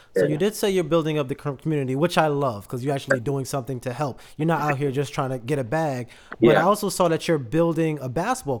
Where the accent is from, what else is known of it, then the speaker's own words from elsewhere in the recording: New York, United States; So I'm actually originally from New York.